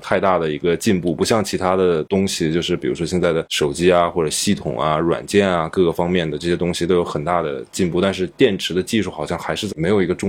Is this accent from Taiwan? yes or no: no; northern China, China; 尤其像我这种就是来自北方的孩子，对吧？